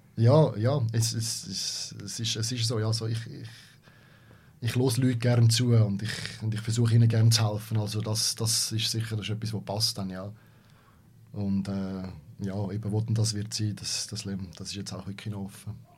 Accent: Switzerland; als Schweizer

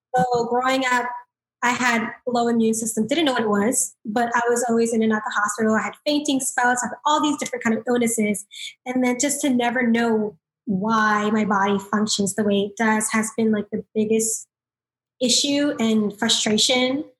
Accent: South Florida, United States; I'm from South Florida

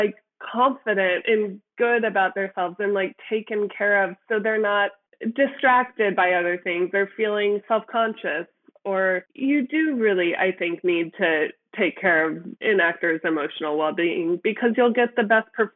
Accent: Midwest, United States; I come from the Midwest

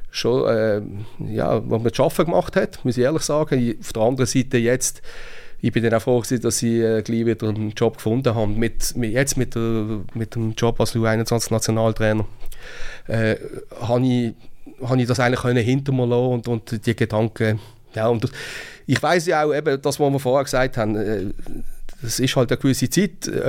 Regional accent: Basel, Basel-Stadt, Switzerland; ist nicht einfach zu verstehen als Basler

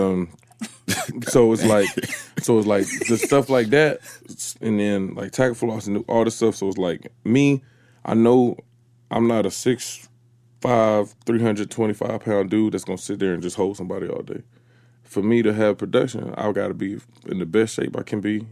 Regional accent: Atlanta, Georgia, United States; when I was from Atlanta

